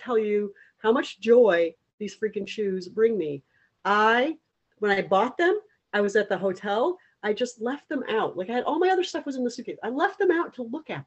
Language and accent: English; East Coast, United States; moved away as an adult; also born or lived in Hastings-on-Hudson, New York; now in Hawaii, United States; I'm originally from the East Coast